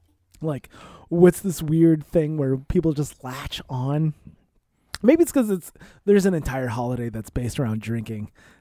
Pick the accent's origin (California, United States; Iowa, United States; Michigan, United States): Iowa, United States; maybe it's because I grew up in Iowa in the 90s.